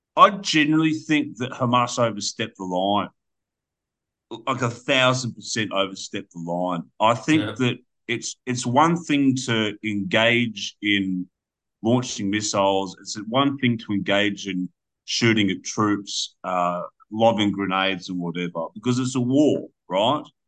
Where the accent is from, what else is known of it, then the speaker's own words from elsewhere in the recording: Australia; as an Australian that you know, I own the I own the deed to my house